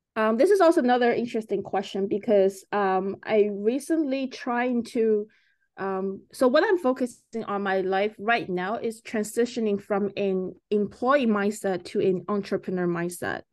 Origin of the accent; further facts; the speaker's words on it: China; moved away as an adult; also born or lived in Canada / United States; now in Vancouver, Canada; I was growing up in China until, uh, eighteen years old, and I came to Canada.